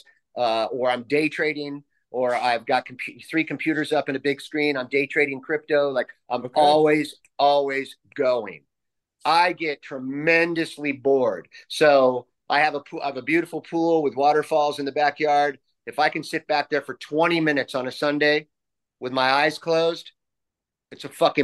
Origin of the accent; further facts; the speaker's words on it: San Juan Capistrano, California, United States; I was raised in San Juan Capistrano